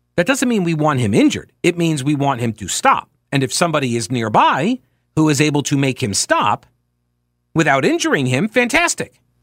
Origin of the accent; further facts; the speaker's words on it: New York, United States; I'm from New York